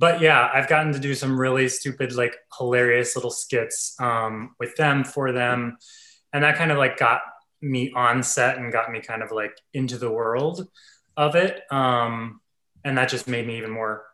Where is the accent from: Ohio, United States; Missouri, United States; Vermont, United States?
Ohio, United States; now in New York, United States; I'm actually a farm boy. I grew up in Ohio